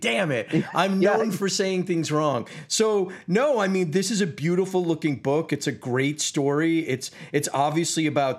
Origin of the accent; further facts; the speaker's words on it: United States; I'm in Los Angeles. I'm American